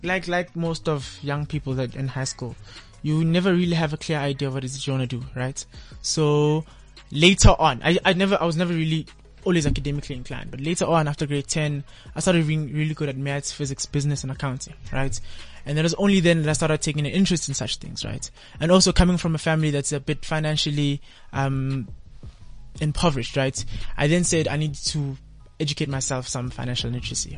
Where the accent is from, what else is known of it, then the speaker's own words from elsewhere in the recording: Kempton Park, Gauteng, South Africa; I'm from Nokam Park, right? In the Kempton Park.